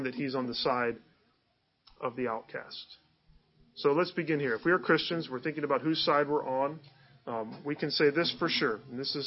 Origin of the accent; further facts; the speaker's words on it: Northeast Ohio, United States; moved away as an adult; also born or lived in Chicago; I grew up in Northeast Ohio